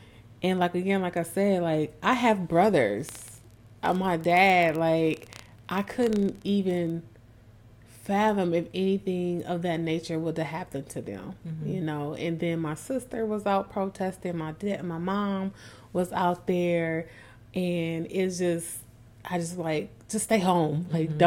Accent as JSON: {"language": "English", "region": "Minnesota", "country": "United States", "tie": "born or raised there", "moved": "yes", "said": "I'm born and raised in Minnesota"}